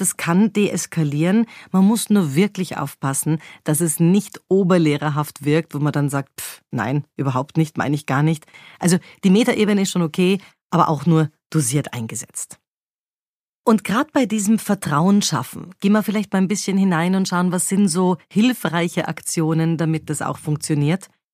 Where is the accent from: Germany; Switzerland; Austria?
Austria; Vienna; bei uns in Wien